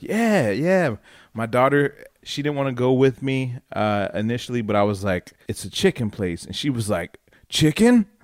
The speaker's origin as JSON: {"language": "English", "town": "Dayton", "region": "Ohio", "country": "United States", "tie": "born or raised there", "said": "me growing up in Ohio, in Dayton"}